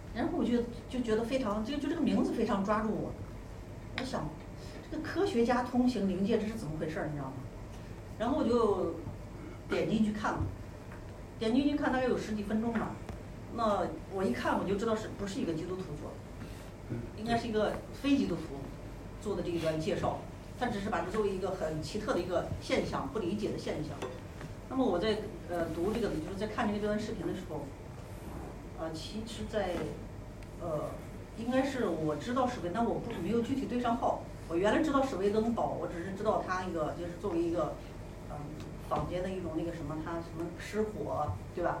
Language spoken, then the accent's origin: Chinese; Xi'an, Shaanxi, China; 我和任勇，我们俩是来自同一个城市，就是古渡西安